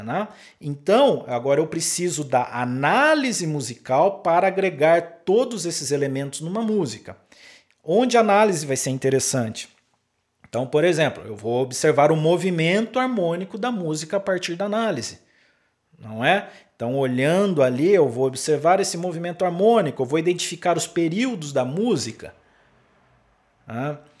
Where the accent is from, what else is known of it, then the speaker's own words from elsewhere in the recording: interior of São Paulo, Brazil; moved away as an adult; also born or lived in Pelotas, Rio Grande do Sul; Eu sou do interior de São Paulo e fui para o Rio Grande do Sul é, trabalhar lá né, na, na Universidade Federal de Pelotas como músico